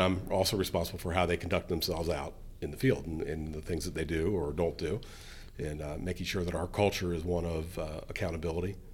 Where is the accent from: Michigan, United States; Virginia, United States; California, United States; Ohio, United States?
Ohio, United States; Colerain Township; I grew up here in Coleraine